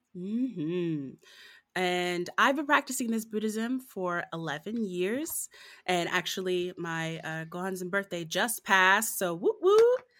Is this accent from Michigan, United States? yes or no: yes; Southfield, Michigan, United States; I was born and raised in Southfield, Michigan, right outside of Detroit